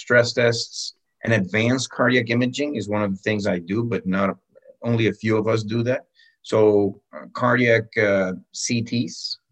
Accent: Cali, Valle del Cauca, Colombia; moved away; also born or lived in Bogota, Colombia; I was born in Bogota, actually, the capital. When I was very, very young, my parents moved to Cali. You know, I always considered myself to be what we call a caleño.

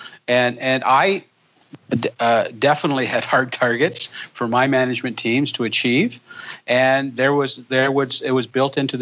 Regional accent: Canada; I'm a Canadian

